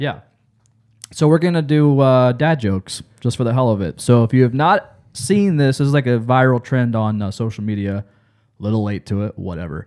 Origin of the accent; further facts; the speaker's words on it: Lancaster, Ohio, United States; I'm from, I grew up in Lancaster